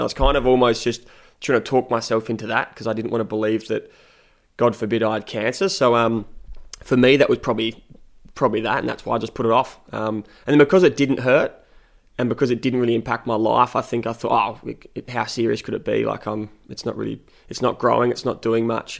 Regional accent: Adelaide, South Australia, Australia; accent: South Australian twang; moved away as an adult; born and raised in Adelaide

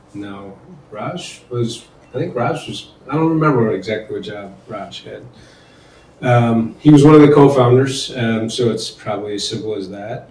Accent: Portage, Michigan, United States; also born or lived in Denver, Colorado; I spent most of my childhood um, in a small town in Portage, Michigan, right by Kalamazoo

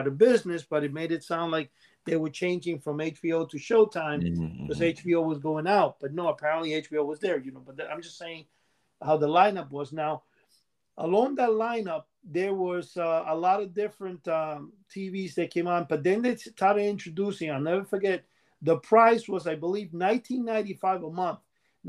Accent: Cuba; now in New York City, United States; In 1968, when I came here from Cuba, and I'm saying, you know, this is like, by 1969, we had cable TV in New York City.

